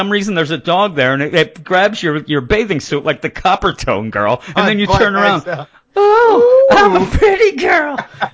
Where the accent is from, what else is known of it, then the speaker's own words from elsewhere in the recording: Warminster, Pennsylvania, United States; now in Quakertown, United States; When I lived in Warminster, where I grew up, where I was born